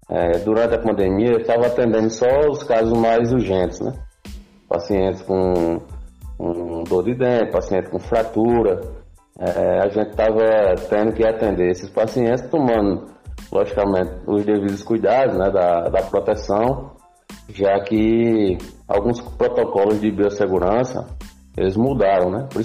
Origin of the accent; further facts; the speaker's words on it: Tuparetama, Pernambuco, Brazil; also born or lived in Recife; now in Moreno, Brazil; Eu sou de Tuparetama, né? Sou conterrâneo de Pedro e vim morar em Recife já tem um tempo para poder estudar e acabei me graduando em odontologia pela Universidade Federal de Pernambuco e hoje eu resido em Morena, na cidade de Morena, aqui próximo do Recife